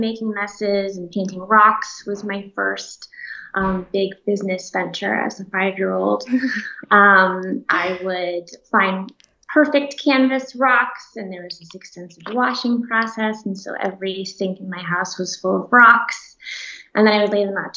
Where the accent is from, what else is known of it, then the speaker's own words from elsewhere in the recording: Orlando, Florida, United States; moved away as an adult; also born or lived in Schenectady, New York / New York City; now in Los Angeles, United States; I grew up in Orlando